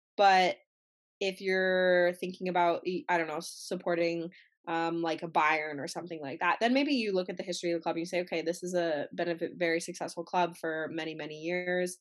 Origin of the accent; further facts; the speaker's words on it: Canada; as a Canadian